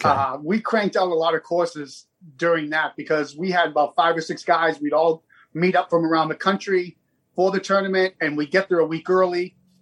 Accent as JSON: {"language": "English", "town": "Boston", "region": "Massachusetts", "country": "United States", "tie": "born or raised there", "also_born_or_lived": "South Carolina / Florida / Tennessee / Mississippi", "moved": "as an adult", "said": "I grew up here in the Boston area, I've lived in South Carolina, Florida, Tennessee, and Mississippi."}